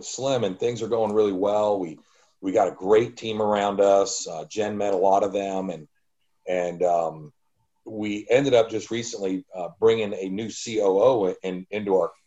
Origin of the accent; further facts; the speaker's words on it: Tampa, Florida, United States; Mark and I grew up in the Tampa Bay area, so we have a lot of friends and family here